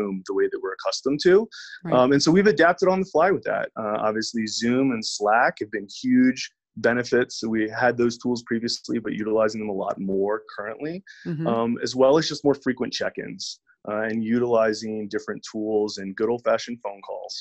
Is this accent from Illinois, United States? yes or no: no; Virginia, United States; moved away as an adult; now in Denver, United States; I'm originally from Virginia and relocated out here to Denver back in 2012